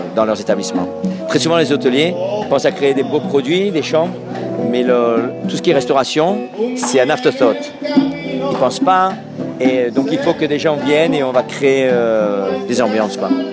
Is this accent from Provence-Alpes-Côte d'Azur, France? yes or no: yes; Marseille, Provence-Alpes-Côte d'Azur, France; moved away as an adult; also born or lived in Corsica / Lausanne / New York / Los Angeles; now in Miami, United States; je suis né à Marseille, de part en Corse, et ça fait 23 ans que je suis aux États-Unis